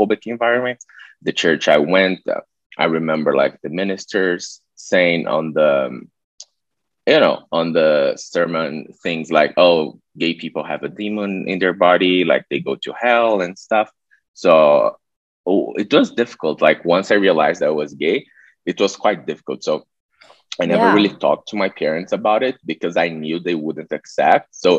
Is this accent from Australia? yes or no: no; Brazil; moved away as an adult; also born or lived in Budapest, Hungary / Mexico; I'm Brazilian. I'm from a city kind of close to Rio, like 200 kilometers.